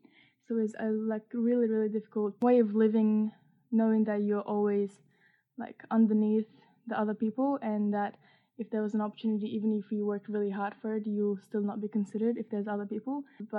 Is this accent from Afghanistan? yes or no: yes; Afghanistan; English is a second language; also born or lived in Iran; So I'm from Afghanistan. Both of my parents were born and raised there, but after their marriage, they moved to Iran in the hopes of creating a better life for themselves and their children. Me and my siblings were born in Iran